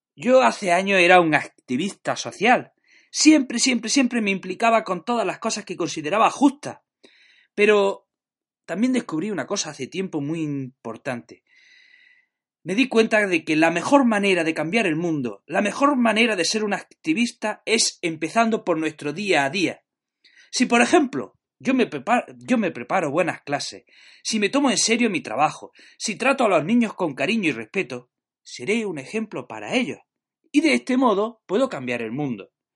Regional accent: Jaén, Andalusia, Spain; now in Granada, Spain; soy de Jaén, pero estoy afincado en Granada

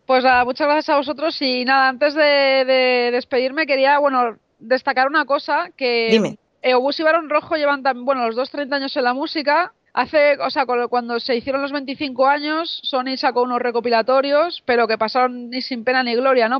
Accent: Madrid, Community of Madrid, Spain; yo que soy de Madrid

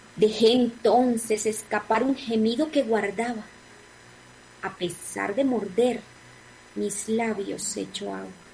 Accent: Atlántico, Colombia; moved away; mi tierra, Barranquilla Atlántico, mi departamento del Atlántico

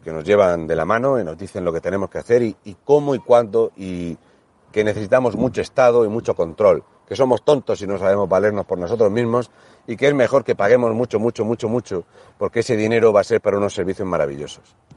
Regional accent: Region of Murcia, Spain; siendo el murciano

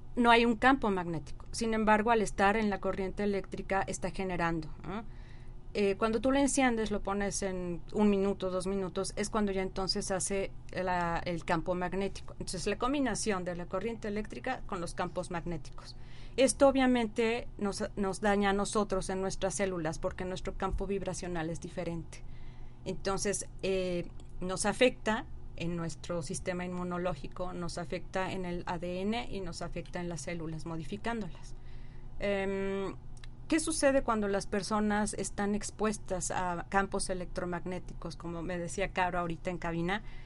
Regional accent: Mexico City, Mexico; soy nacida del DF

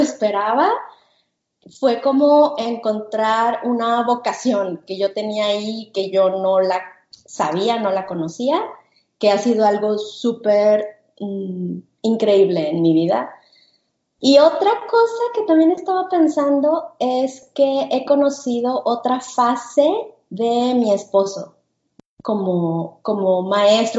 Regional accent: Guadalajara, Jalisco, Mexico; moved away as an adult; now in United States; Yo soy de México, nosotros somos de Guadalajara, este, pero tenemos dos años viviendo aquí en, Estados Unidos

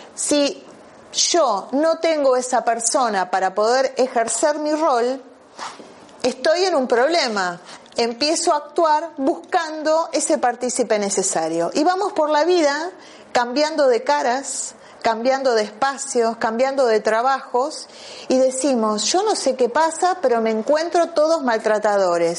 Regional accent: Argentina; moved away; vengo de la Argentina

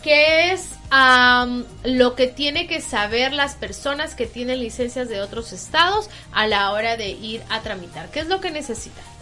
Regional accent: Tampico, Tamaulipas, Mexico; now in New York, United States; somos de México

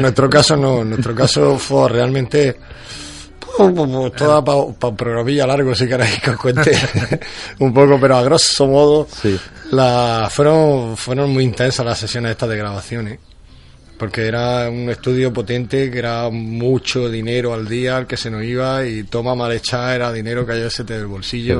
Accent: Almería, Andalusia, Spain; somos almerienses

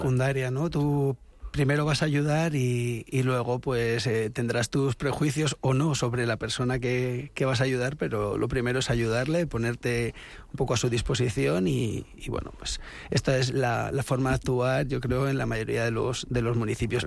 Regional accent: Los Molinos, Community of Madrid, Spain; soy nacido en Madrid, pero desde los seis años, eh, vivo en Los Molinos

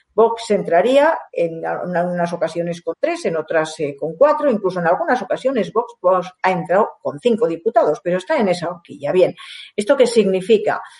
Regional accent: Guadalajara, Castilla-La Mancha, Spain; Guadalajara, de donde yo vengo

